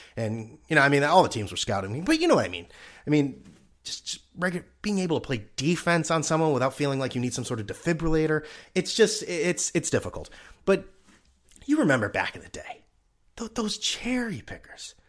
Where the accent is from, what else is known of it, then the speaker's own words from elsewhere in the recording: New England, United States; I'm from New England.